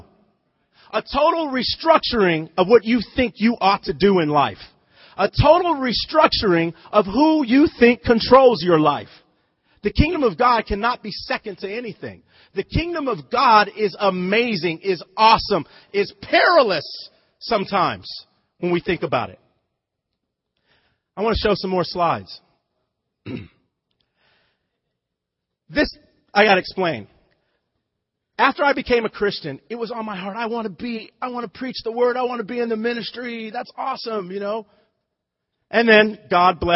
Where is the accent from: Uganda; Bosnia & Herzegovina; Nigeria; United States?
United States; Lompoc, California; moved away as an adult; also born or lived in Malibu, California / Missouri; I grew up in Santa Barbara County. Okay, Lompoc, but it was still Southern California